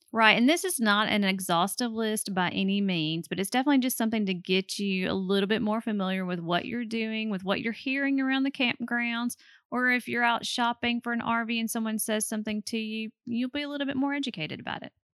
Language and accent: English; Alabama, United States; we are from Alabama